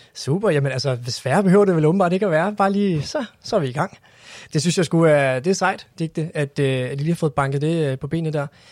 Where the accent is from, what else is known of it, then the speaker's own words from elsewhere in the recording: Copenhagen, Capital Region of Denmark, Denmark; som københavner